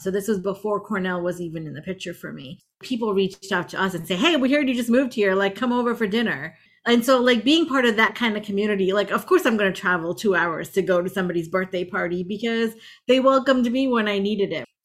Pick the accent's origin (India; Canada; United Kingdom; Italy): India; also born or lived in Tampa Bay area, Florida, United States; now in United States; where I grew up in India, it's like we're a group of like 26 or 27 villages